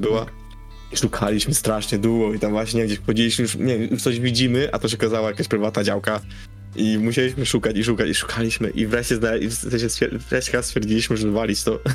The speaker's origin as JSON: {"language": "Polish", "country": "Poland", "said": "jesteśmy z Polski"}